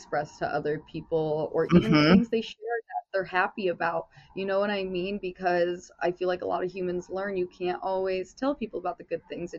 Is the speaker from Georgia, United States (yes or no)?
no; South Bend, Indiana, United States; also born or lived in Las Vegas; now in Los Angeles, United States; I'm originally from South Bend, Indiana